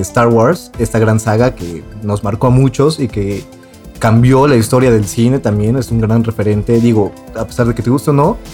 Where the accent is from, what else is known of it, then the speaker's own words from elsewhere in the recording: Mexico; nosotros siendo mexicanos